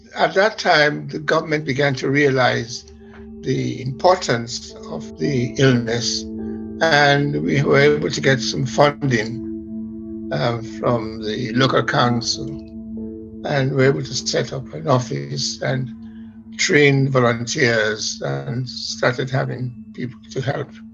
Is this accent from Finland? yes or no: no; Sierra Leone; now in London, United Kingdom; I am from Sierra Leone and I went back to do a job there in the broadcasting